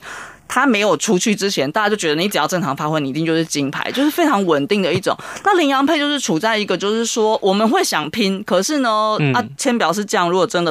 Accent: Japan; 可是这全部是我们日本人买单的，因为国教会收了蛮多的我们讲转播权利金，

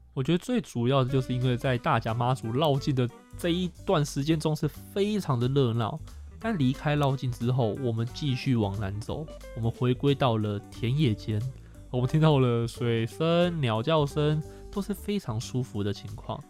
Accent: Chiayi, Taiwan; 我是嘉义人，我经过我的家乡了

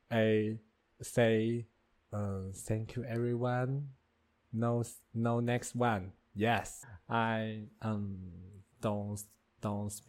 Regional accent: Taiwan; English is a second language; I'm from Taiwan.

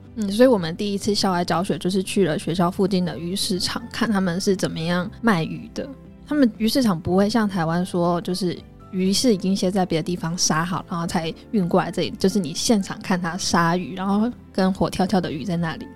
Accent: Taiwan; 我们台湾人

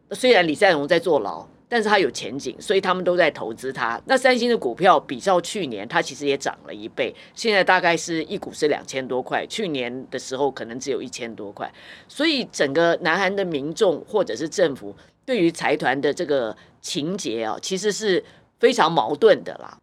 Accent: Taiwan; 就是我们台湾人很非常知道这个辛拉面之父哦

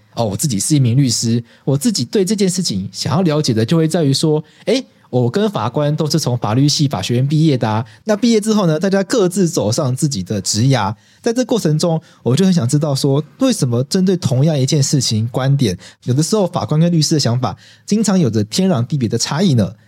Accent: Taiwan; 我们台湾人还是要有这个守法的精神

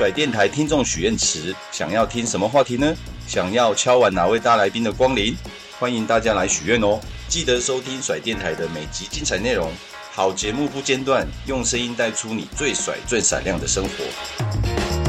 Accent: Taiwan; 我们台湾人

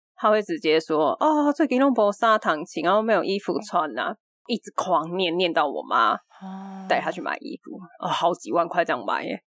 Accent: Taipei, Taiwan; 我小时候住在台北的时候

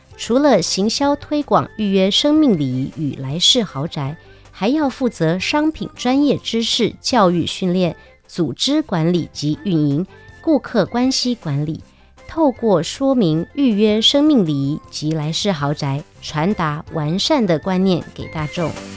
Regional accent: Taiwan; also born or lived in United Kingdom; 我之前在英国念书嘛，那我二零一四从英国回来之后，我就有观察到，其实台湾的整个呃经济跟产业的发展啊

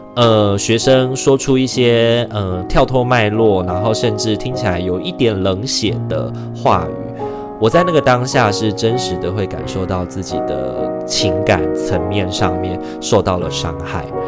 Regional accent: Taiwan; 虽然已经身为台湾人三十二年了

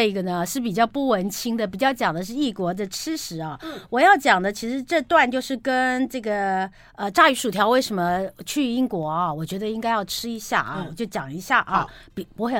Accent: Taiwan; cod 不是我们台湾人所谓的这个扁鳕或圆鳕

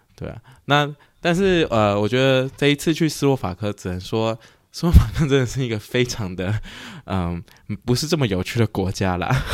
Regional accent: Taiwan; 在台湾出生

